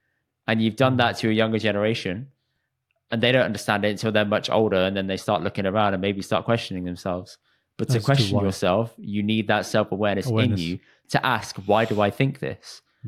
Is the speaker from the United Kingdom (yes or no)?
no; India; even though you're from Pakistan and I'm from India, we actually were the same place once upon a time